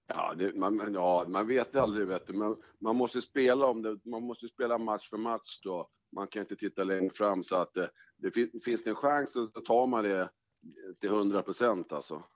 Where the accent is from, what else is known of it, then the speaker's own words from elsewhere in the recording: Stockholm, Stockholm County, Sweden; also born or lived in Norsborg; jag är uppvuxen i Fruängen